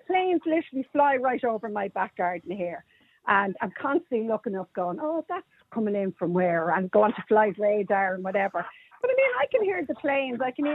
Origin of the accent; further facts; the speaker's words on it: Maynooth, Leinster, Ireland; I grew up in Maynooth. I'm born and raised in Maynooth.